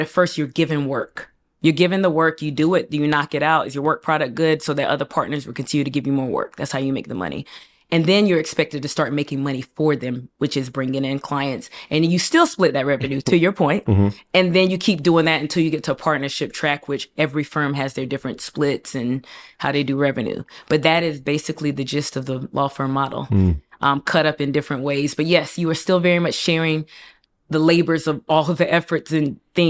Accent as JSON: {"language": "English", "region": "South East", "country": "Nigeria", "said": "it's important for me to say I'm Nigerian, and specifically, I'm from the Igbo tribe. We are very entrepreneurial."}